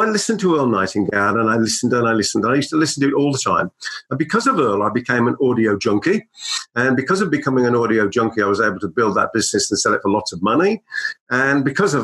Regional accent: Birmingham, West Midlands, United Kingdom; accent: Brummie; my Brummie accent

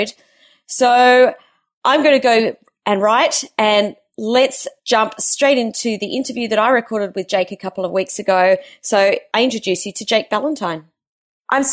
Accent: Adelaide, South Australia, Australia; moved away; I've been down in Adelaide over the weekend, which is my hometown

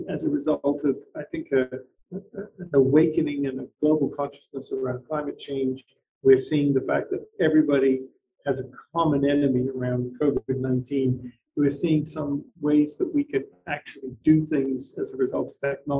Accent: England, United Kingdom; I was born in England

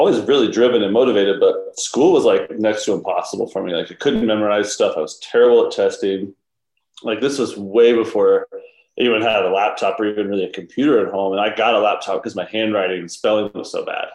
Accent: Georgia, United States; now in Utah, United States; I grew up in Georgia.

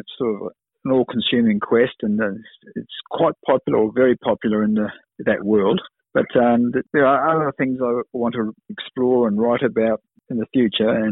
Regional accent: New Zealand; also born or lived in Kenya; I was lucky to grow up when we emigrated from Kenya to New Zealand with my mum. We settled in a suburb about 500 metres away from where he lived.

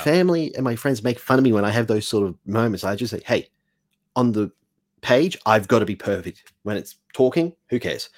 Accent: Australia; also born or lived in Mexico; I'm an Australian

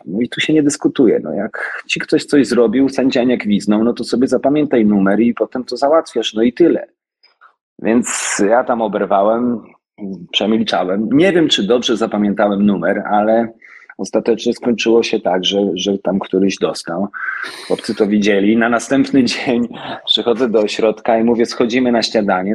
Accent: Oświęcim, Lesser Poland, Poland; Ja wychowałem się w Oświęcimiu

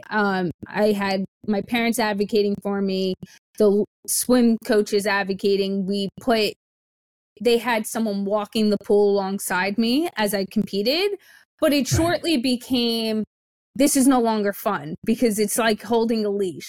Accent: the South, United States; I was born in the South in the summer.

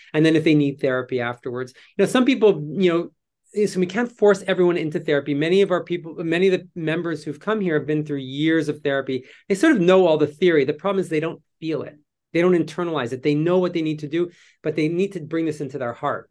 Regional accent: Canada; moved away as an adult; I'm Canadian

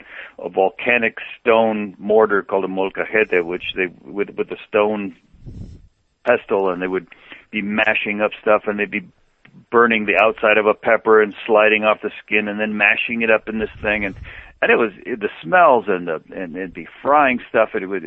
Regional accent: Mexico; moved away; Well, I grew up in Mexico. My father took us there when I was two. So I to me that was home, and that was a culture that I grew up in.

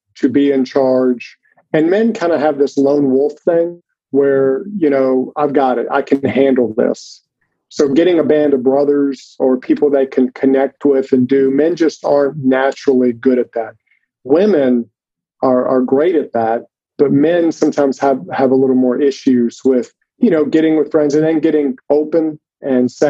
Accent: Mississippi, United States; I live actually right now in Jackson, Mississippi. I grew up in Mississippi

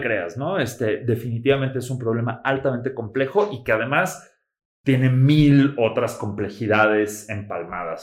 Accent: Mexico City, Mexico; moved away as an adult; also born or lived in United States; yo soy de la Ciudad de México y yo estaba estudiando en Estados Unidos, pero con la intención de regresar a México.

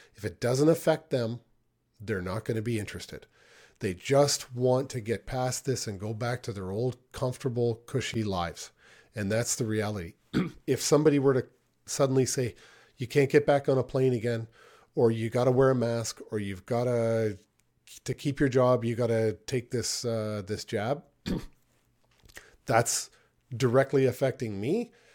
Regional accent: Niagara Falls, Ontario, Canada; I grew up in Niagara Falls, Ontario, and it's a rough town.

